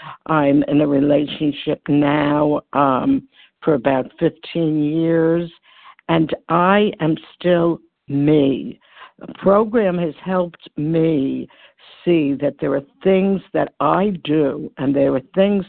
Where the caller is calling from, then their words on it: New York, United States; Hi, this is Barbara. I'm calling from New York.